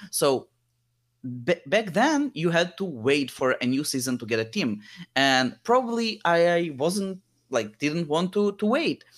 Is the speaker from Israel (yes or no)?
yes; Israel; also born or lived in Lithuania; when I was seven year old, we moved from Lithuania to Israel